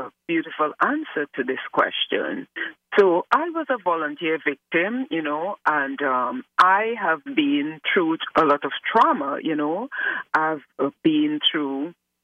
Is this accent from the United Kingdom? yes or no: no; Trinidad & Tobago; now in Chicago, United States; I am from the beautiful twin island of Trinidad and Tobago, but right now I am located in Chicago, USA